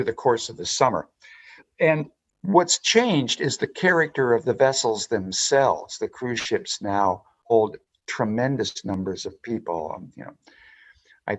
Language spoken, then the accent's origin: English; Spokane, Washington, United States; I was raised in Spokane, Washington